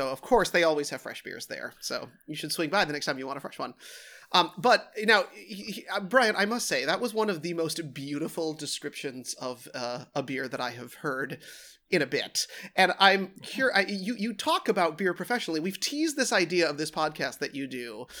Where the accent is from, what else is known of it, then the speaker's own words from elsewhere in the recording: Minneapolis, Minnesota, United States; born there; That is where I was born, yes. Oh, I was born in Minneapolis.